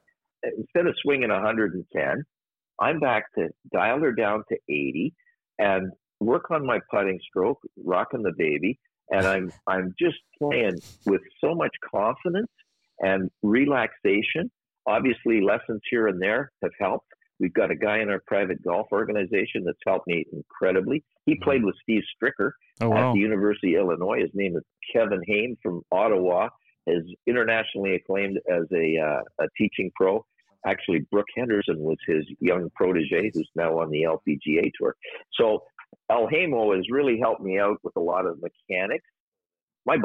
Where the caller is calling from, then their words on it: Aruba; I'm calling you from Aruba, as a matter of fact.